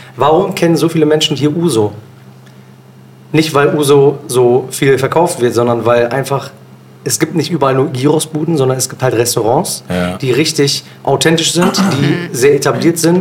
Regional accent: Bielefeld, North Rhine-Westphalia, Germany; also born or lived in Osnabrück; ich bin in Bielefeld geboren und aufgewachsen

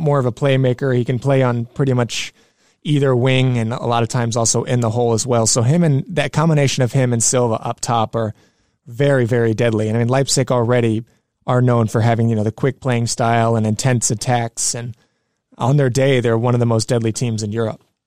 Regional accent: United States; as an American

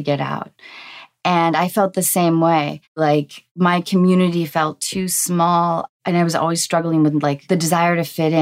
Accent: Seattle, Washington, United States; moved away; I grew up in Seattle in the 90s

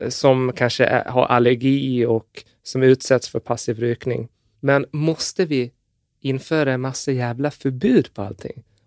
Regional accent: Gotland, Sweden; jag är från Gotland

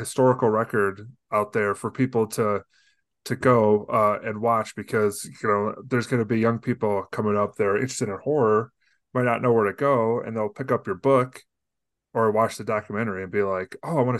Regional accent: Deerfield, Illinois, United States; moved away as an adult; now in Denver, United States; I'm from Deerfield, Illinois. So I'm a northern suburban kid.

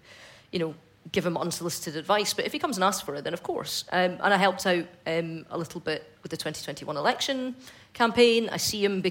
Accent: Fife, Scotland, United Kingdom; growing up in Fife in the 90s

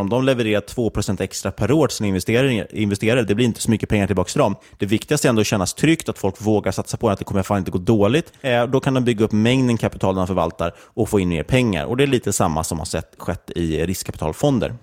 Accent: Sweden; som svenskar

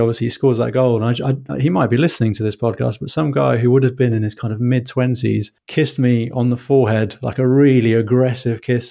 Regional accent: London, United Kingdom; I grew up in London

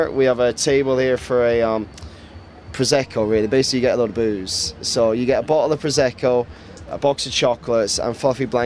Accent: Bundoran, Ulster, Ireland; we moved to Bundoran when we bought the park there when I was like 10. So I've grew up in Bundoran since like 10, 11

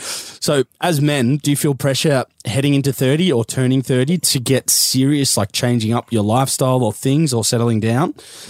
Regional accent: Texas, United States; I'm from Texas.

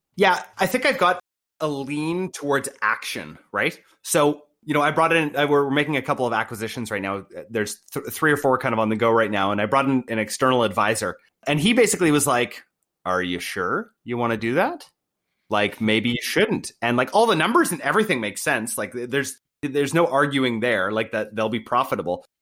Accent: Canada; I was born in Canada, being white, being, like, raised in a good family

